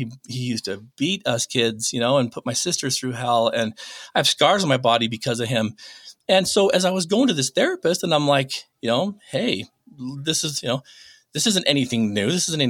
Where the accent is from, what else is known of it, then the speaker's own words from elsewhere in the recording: Utah, United States; also born or lived in North Dakota; I was born in North Dakota. A couple weeks later, still the night, she takes all of us kids back to Utah.